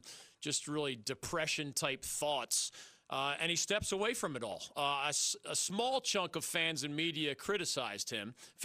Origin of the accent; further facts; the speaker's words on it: Philadelphia, Pennsylvania, United States; moved away; I grew up in Philly